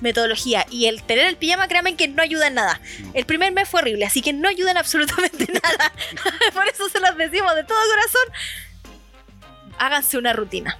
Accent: Chile; aquí en Chile estamos

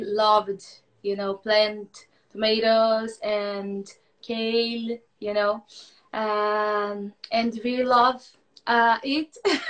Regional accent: Minas Gerais, Brazil; moved away; I'm from Minas Gerais, is behind of Rio de Janeiro.

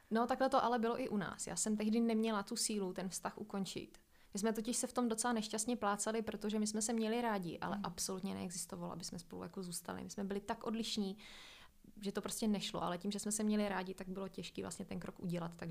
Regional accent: Moravia, Czechia; now in Prague, Czechia; A musela jsem spoustu věcí změnit a navíc v té době jsem se přestěhovala z Moravy do Prahy, kdy jsem se vlastně postavila jako i na vlastní nohy.

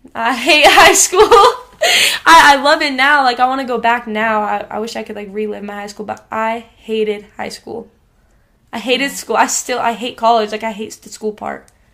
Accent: Idaho, United States; also born or lived in Rigby, Idaho; I was born in Idaho Falls, yeah, and then um I lived in the same house in Rigby with my mom and dad

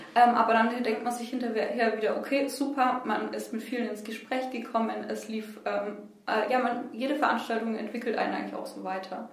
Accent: Nuremberg, Bavaria, Germany; Ich komme ähm, aus Boxdorf, aus dem Knoblauchsland, ähm, wohne da eigentlich schon immer

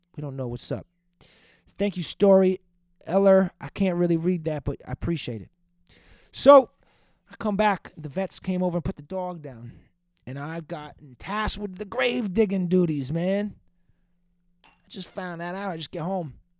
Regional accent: Boston, Massachusetts, United States; Old Dirty Boston? That's a great podcast from my hometown

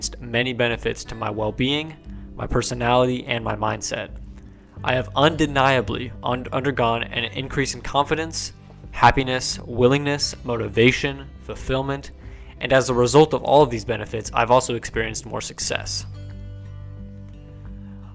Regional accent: Kansas, United States; leave Kansas in my hometown

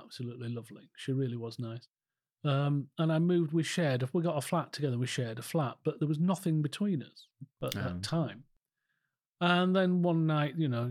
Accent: Calder Valley, Yorkshire and the Humber, United Kingdom; also born or lived in Harrogate; growing up in Calder Valley

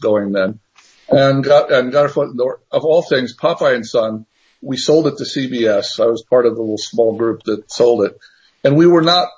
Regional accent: East Tennessee, United States; I grew up in East Tennessee

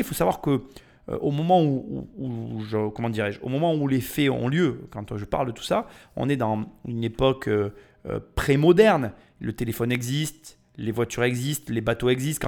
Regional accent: France; depuis que je suis né en France

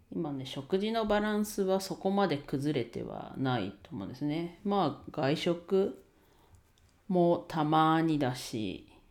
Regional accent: Ninohe, Iwate, Japan; 地元岩手県二戸市でレンタルスペースを使って遊び場を提供しています

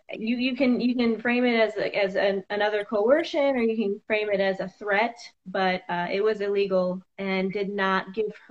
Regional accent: Cedar Rapids, Iowa, United States; also born or lived in Sioux City; I was born in Sioux City, Iowa. It was the Orange City branch of Bethany Christian Services

